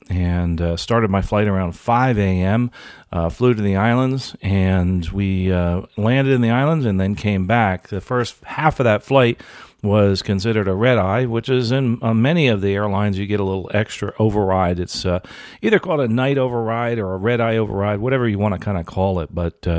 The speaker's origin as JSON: {"language": "English", "country": "Canada", "said": "I'm a Canadian, and I've been working in my industry for 20 years"}